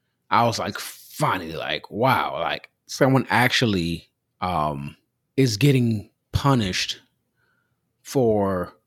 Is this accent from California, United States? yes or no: yes; Southern California, United States; I grew up in Southern California.